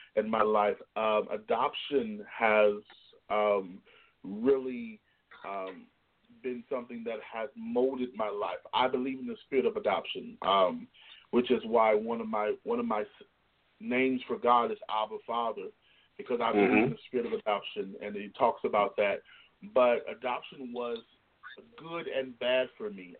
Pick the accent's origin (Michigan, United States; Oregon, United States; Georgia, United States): Michigan, United States; Southwest; moved away as an adult; also born or lived in Indiana / Chicago / North Carolina / South Carolina; now in Columbus, United States; born and raised in the Midwest. I'm from Michigan originally, Southwest Michigan